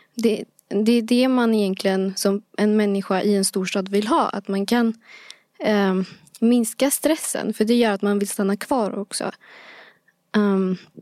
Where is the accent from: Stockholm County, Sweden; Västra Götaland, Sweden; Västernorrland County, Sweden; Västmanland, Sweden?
Stockholm County, Sweden; Bro; bro är en plats, eh, där jag växte upp